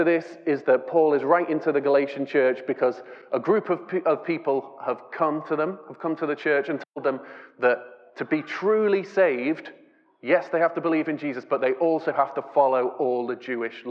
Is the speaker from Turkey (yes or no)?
no; England, United Kingdom